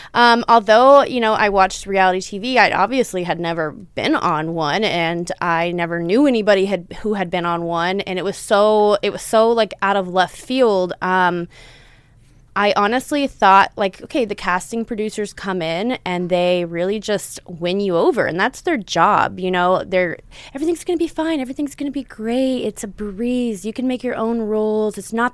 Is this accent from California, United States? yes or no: yes; California, United States; born there; But I was born in Southern California. So my mom was born and raised here and I have grandparents here.